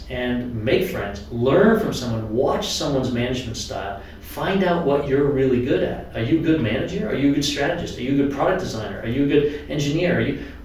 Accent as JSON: {"language": "English", "region": "New Hampshire", "country": "United States", "said": "I come from New Hampshire"}